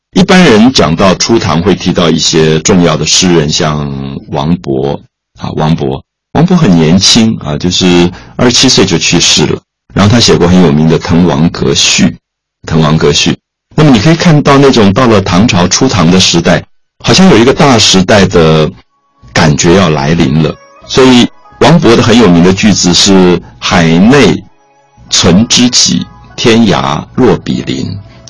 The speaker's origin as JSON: {"language": "Chinese", "country": "Taiwan", "said": "我来自台湾"}